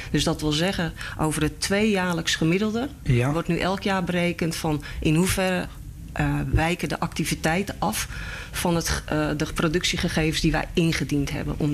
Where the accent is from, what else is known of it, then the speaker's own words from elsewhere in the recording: Netherlands; daar betalen wij als Nederlanders allemaal mee.